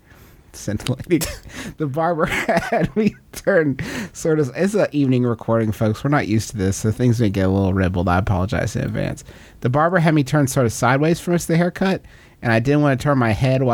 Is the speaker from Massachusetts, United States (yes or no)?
no; West Virginia, United States; growing up in West Virginia